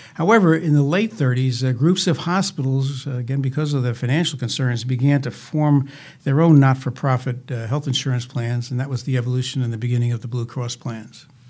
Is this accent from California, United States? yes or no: no; Jersey City, New Jersey, United States; I was born in Jersey City